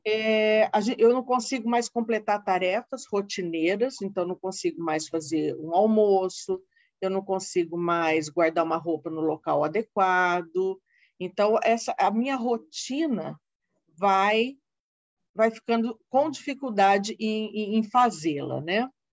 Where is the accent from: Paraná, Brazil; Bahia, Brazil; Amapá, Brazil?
Paraná, Brazil; Londrina; moved away as an adult; Eu sou do Paraná, sou de Londrina, hum. vim de uma terra fria